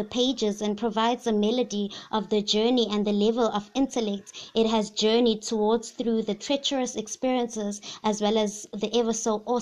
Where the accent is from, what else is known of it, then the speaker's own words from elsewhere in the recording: KwaZulu-Natal, South Africa; first language Zulu; English is a second language; I'm from the Zulu tribe